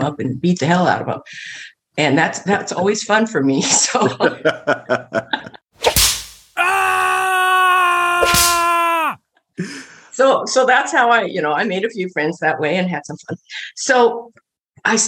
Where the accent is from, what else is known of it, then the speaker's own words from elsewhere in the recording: Midwest, United States; moved away as an adult; also born or lived in Los Angeles; I grew up in the Midwest, very conservative family